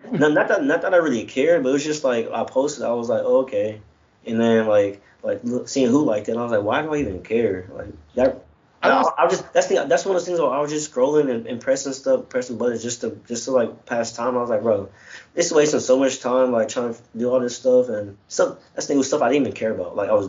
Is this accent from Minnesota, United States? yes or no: no; Chicago, Illinois, United States; I'm from Chicago, so.